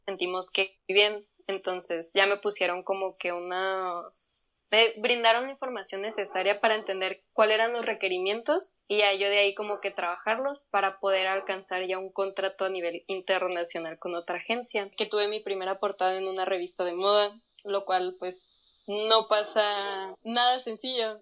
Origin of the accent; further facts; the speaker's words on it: Chihuahua, Mexico; moved away as an adult; now in Mexico City, Mexico; Soy de Chihuahua, Chihuahua